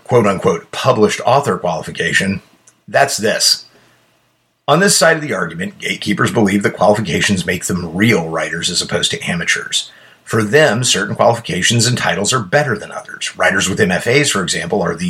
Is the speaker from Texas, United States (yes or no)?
no; Columbia, Missouri, United States; I grew up around the University of Missouri